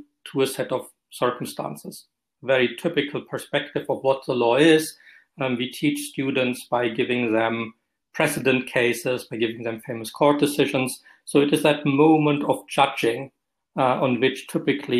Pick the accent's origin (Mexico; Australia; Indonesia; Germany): Germany; accent: German; moved away as an adult; now in Scotland, United Kingdom; I was trained in Germany, as you recognize by my accent, in a civilian legal system